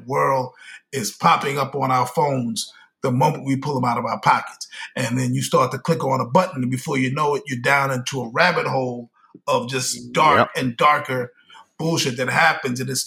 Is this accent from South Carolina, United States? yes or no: no; New York, United States; born or raised there